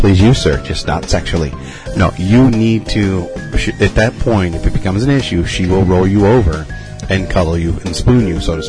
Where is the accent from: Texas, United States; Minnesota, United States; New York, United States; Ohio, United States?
Minnesota, United States; Minneapolis; Yeah, no, sir. I'm from Minneapolis.